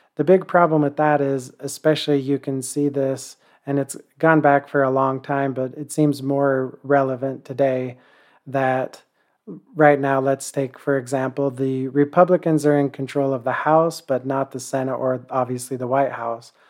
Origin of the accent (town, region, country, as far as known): United States